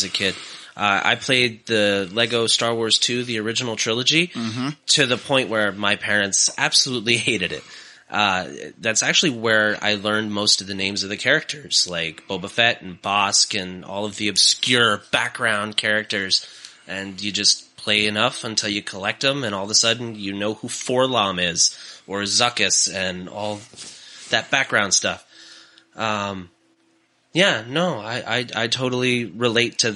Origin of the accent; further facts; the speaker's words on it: Vermont, United States; growing up in Vermont in the snow